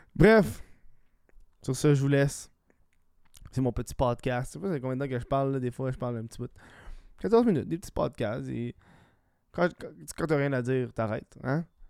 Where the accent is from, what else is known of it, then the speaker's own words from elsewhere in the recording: Laval, Quebec, Canada; Je suis un, je suis un gars de Laval.